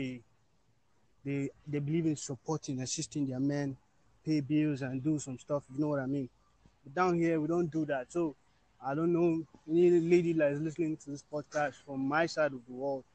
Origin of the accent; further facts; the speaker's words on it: Nigeria; I'm from Nigeria. And our norms, our tradition here are different.